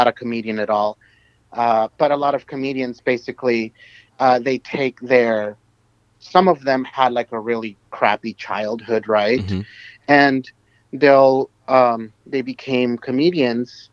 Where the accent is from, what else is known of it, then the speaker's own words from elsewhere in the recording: Los Angeles, California, United States; also born or lived in Apopa, El Salvador / Jayaque, El Salvador; growing up in the in this part of the San Fernando Valley